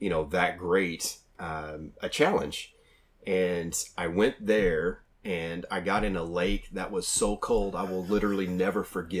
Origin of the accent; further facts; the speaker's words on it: Oklahoma, United States; I'm from Oklahoma